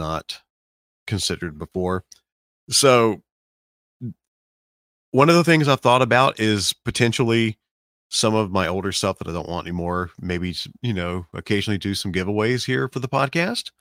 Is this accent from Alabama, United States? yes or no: yes; Birmingham, Alabama, United States; We're from Birmingham